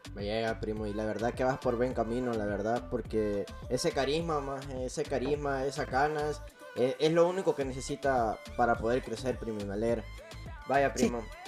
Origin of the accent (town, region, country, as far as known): El Salvador